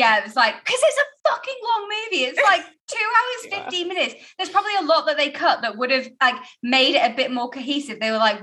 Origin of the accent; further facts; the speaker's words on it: United Kingdom; I'm a stuck up British chica. Lady, woman, whatever.